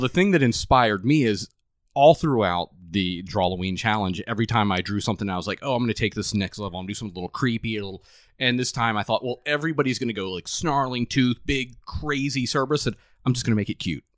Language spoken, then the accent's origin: English; Long Beach, Mississippi, United States; I am from Long Beach, Mississippi